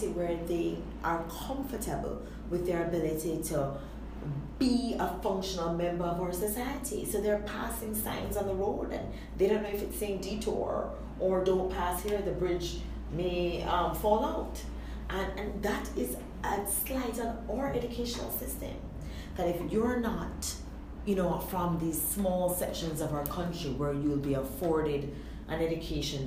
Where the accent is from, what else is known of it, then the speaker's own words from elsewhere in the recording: Kingston, Jamaica; moved away as an adult; also born or lived in Cambridge, Massachusetts, United States; I'm from Kingston.